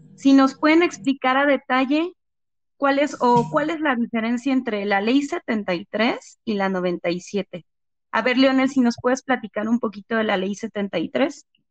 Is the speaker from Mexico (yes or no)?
yes; Mexico; nosotros como mexicanos